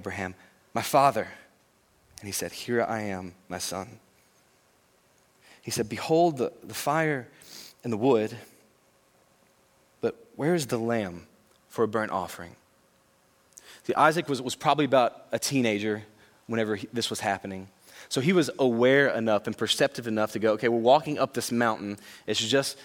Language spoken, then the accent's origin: English; Louisiana, United States; I know I'm from Louisiana